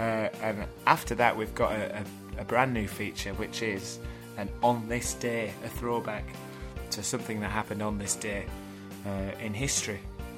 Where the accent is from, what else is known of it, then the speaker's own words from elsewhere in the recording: Burnley, North West England, United Kingdom; we are two guys from Lancashire, actually born, 15, 20 miles from each other?